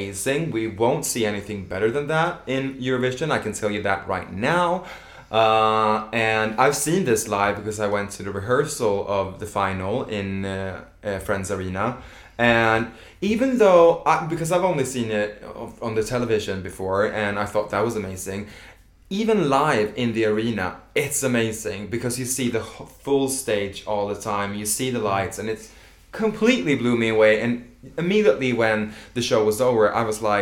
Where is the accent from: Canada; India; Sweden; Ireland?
Sweden; I'm from Sweden.